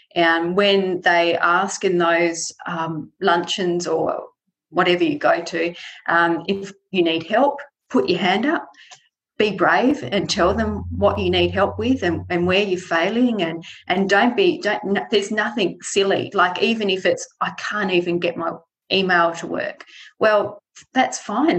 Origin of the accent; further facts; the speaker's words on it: Tasmania, Australia; I was born in Tasmania, and I've always lived here. I've never lived outside Tasmania